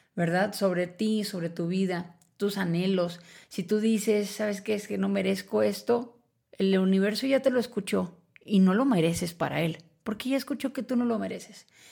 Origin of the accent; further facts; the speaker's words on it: Mexico; como mexicana